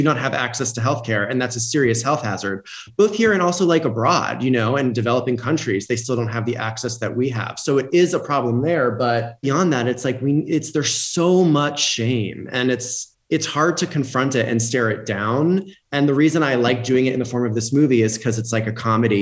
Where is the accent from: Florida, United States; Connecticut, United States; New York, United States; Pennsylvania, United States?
Florida, United States; growing up where we grew up in Florida